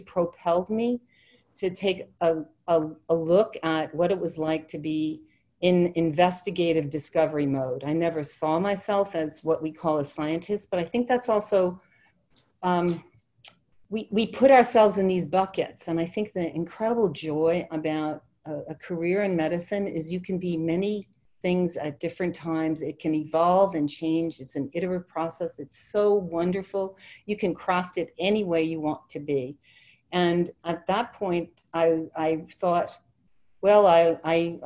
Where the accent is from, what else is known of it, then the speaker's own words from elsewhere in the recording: Ireland; I'm Irish